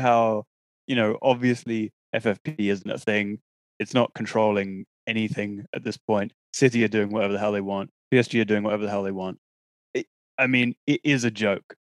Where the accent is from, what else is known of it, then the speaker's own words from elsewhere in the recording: England, United Kingdom; to be English, very proud of my compatriots